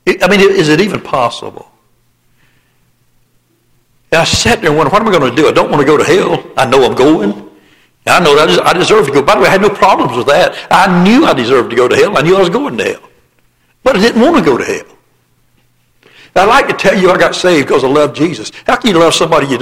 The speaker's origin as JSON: {"language": "English", "region": "the Bible Belt of the South", "country": "United States", "tie": "born or raised there", "said": "I was born and raised in the Bible Belt of the South"}